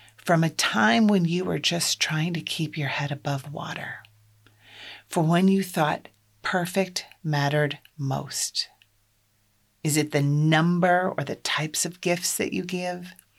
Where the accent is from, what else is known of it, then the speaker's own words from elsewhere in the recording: Iowa, United States; I'm from Iowa. I grew up in a large extended Catholic family.